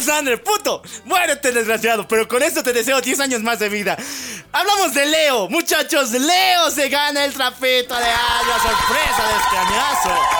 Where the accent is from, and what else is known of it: Mexico